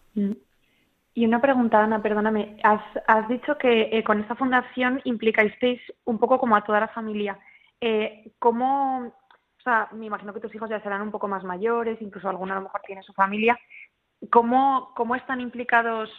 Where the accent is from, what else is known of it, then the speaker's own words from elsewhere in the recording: Madrid, Community of Madrid, Spain; now in Pamplona, Spain; yo soy de Madrid, aunque vivo en Pamplona